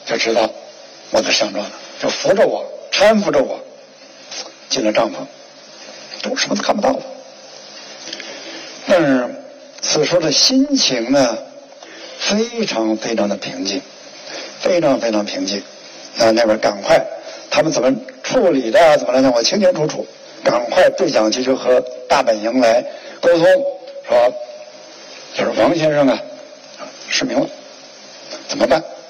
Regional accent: China; 因为当时的参照系夸奖我的呢，是我是中国人登顶年纪最大的。

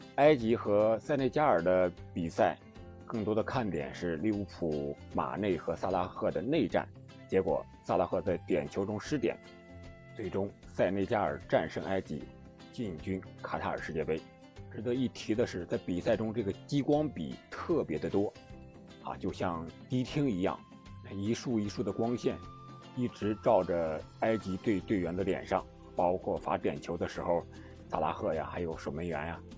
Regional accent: China; 我们作为中国人，作为中国的球迷

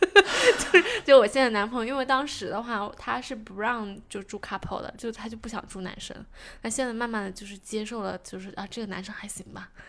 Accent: China; now in New Zealand; 我是中国人

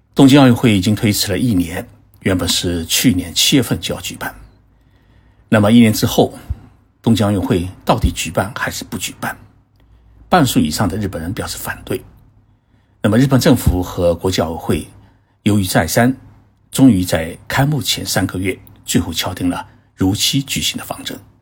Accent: China; 而我们中国人呢，并不这么想

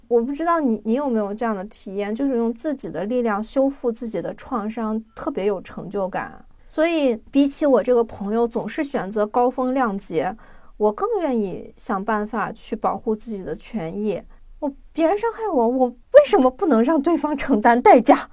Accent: China; 我们中国人

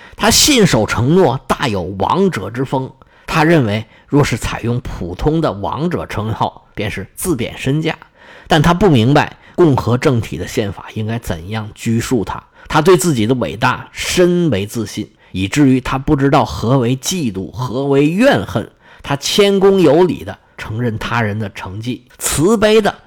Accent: China; 拿我们中国人的话说

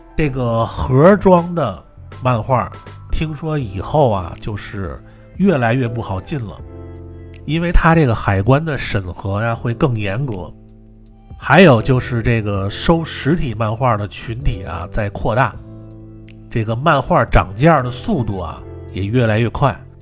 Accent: Beijing, China; 我从小在这个北京和平门那边上学

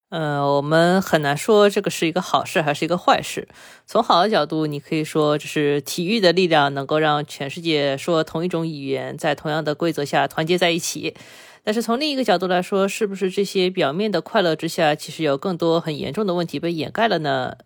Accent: China; 我们中国人

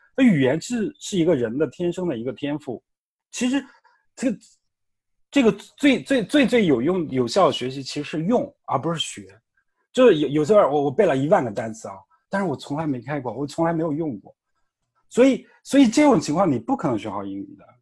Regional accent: China; 就跟我们每个人都是中国人

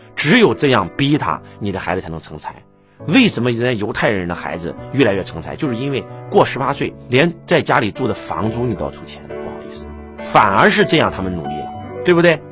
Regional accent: China; 我们中国人

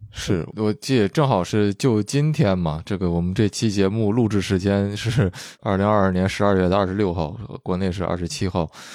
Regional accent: northern China, China; moved away; also born or lived in Vancouver, Canada; 我就说是北方

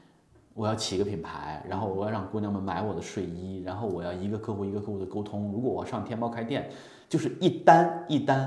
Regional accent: Hunan, China; 我也是湖南人，

